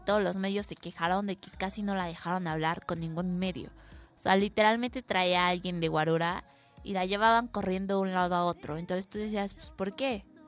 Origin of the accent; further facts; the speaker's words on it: Mexico; como buenos mexicanos que somos